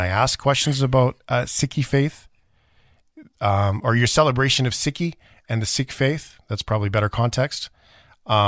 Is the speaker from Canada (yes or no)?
yes; Canada; grew up as a Canadian